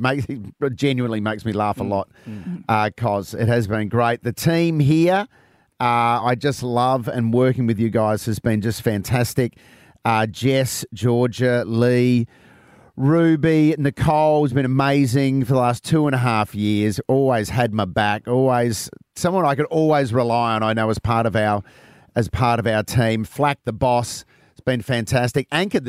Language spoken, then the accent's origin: English; Adelaide, South Australia, Australia; Adelaide as well. It'll always be my second home. And over the last couple of years, it'll always be my hometown.